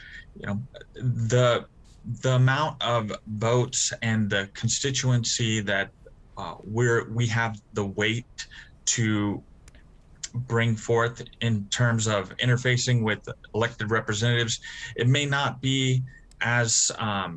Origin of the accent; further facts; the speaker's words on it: Nampa, Idaho, United States; my hometown of Nampa